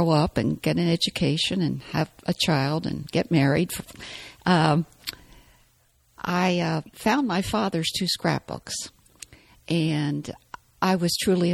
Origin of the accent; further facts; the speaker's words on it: Seaford, Delaware, United States; also born or lived in Ocean View, Delaware; I'm a native Delawarean, so I grew up in Seaford area with lots of chicken houses